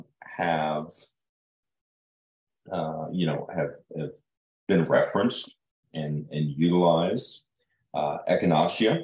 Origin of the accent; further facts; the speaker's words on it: Illinois, United States; now in Ozarks, United States; growing up in Illinois